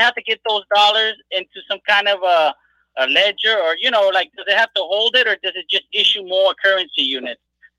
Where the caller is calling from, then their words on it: Corpus Christi, Texas, United States; It's low blood pressure, Corpus Christi. How's it going, guys?